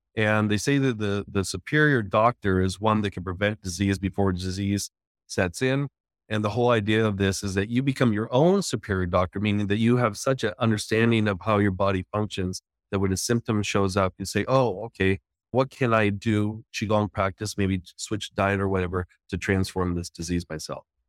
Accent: San Jose, California, United States; moved away as an adult; now in Los Angeles, United States; we're from the San Francisco Bay Area, from San Jose

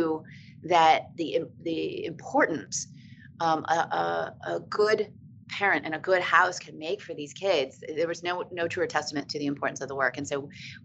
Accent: Virginia Beach, Virginia, United States; also born or lived in Hawaii / Norfolk, Virginia; I grew up in Virginia Beach and was living back at Norfolk after I returned from Hawaii.

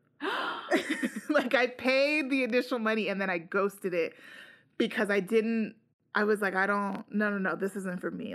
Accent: United States; I'm also an American Latino

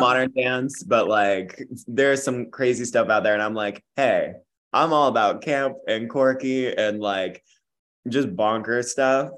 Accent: Jackson, New Jersey, United States; moved away as an adult; also born or lived in Tyler, Texas / Boston; now in New York, United States; I'm Texas born and mm-hmm. Jersey raised

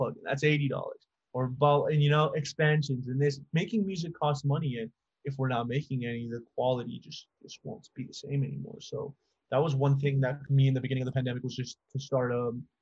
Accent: Las Cruces, New Mexico, United States; moved away as an adult; now in El Paso, United States; I live in El Paso, which is like right on the border of Mexico, and then 45-minute drive from where I grew up in Las Cruces, New Mexico

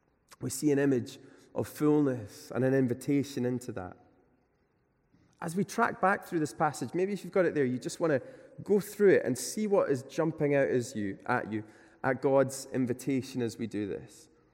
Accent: Glasgow, Scotland, United Kingdom; You know, I come from Glasgow, and there's quite a unique class system there, I think, that exists.

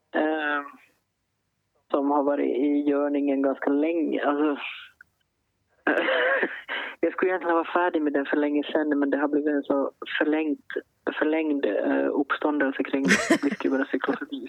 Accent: Finland; som finlandssvensk författare

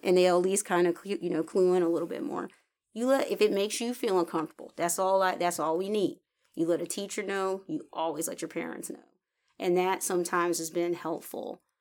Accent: the North, United States; I grew up in the North

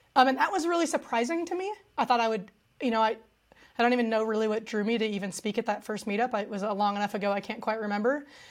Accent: United States; my dad's family is from Mexico, um, he himself is from California. Uh, so I grew up in a very traditional American household

